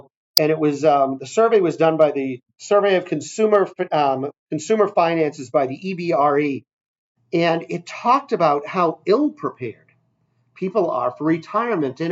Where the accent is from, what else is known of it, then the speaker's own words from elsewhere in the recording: United States; I was from America